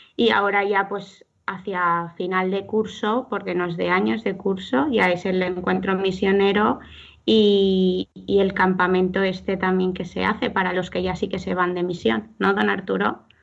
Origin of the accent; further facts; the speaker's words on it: Alzira, Valencian Community, Spain; soy de Alcira